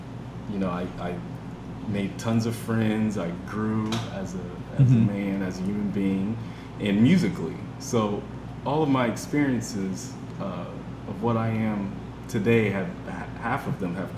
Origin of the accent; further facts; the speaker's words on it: Zanesville, Ohio, United States; Zanesville, Ohio.